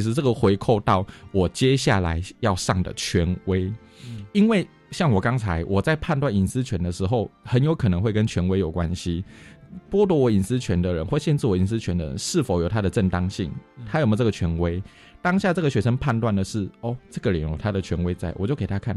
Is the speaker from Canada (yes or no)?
no; Taiwan; 台湾人很少直接 say no，我们会用迂回的方式拒绝